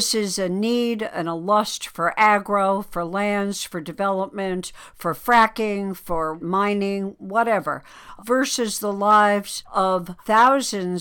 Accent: United States; as an American

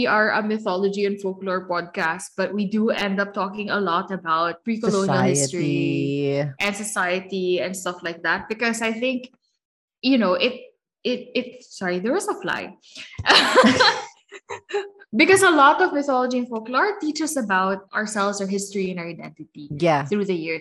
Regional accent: Philippines; as a Filipino woman today

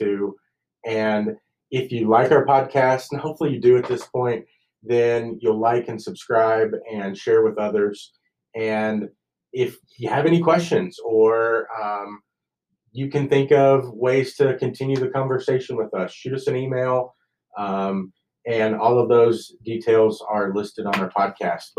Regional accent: Kentucky, United States; now in Lubbock, United States; growing up in Kentucky where you get a lot of rain and it's humid, to moving here to Lubbock

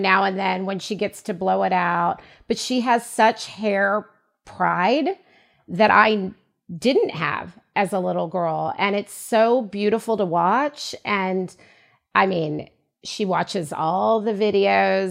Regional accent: United States; as a young Black girl growing up in the United States

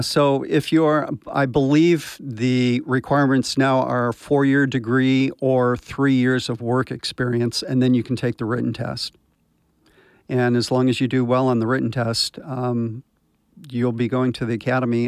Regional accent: Anaheim, California, United States; I'm from, uh, right here in Orange County. I grew up in Anaheim Hills

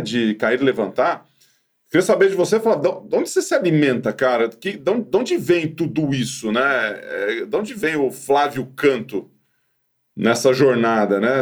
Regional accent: Ituverava, São Paulo, Brazil; moved away; quando eu era moleque lá em Ituverava

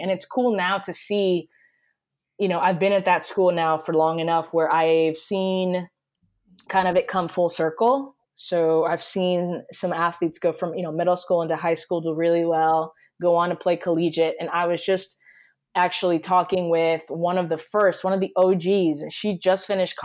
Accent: Puerto Rico; moved away as an adult; also born or lived in Connecticut, United States; now in Miami, United States; I was born and raised in Puerto Rico

